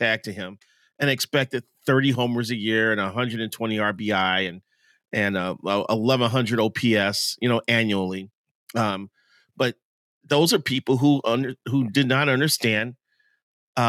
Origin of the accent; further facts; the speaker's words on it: Chicago, Illinois, United States; now in Minnesota, United States; I grew up in Chicago.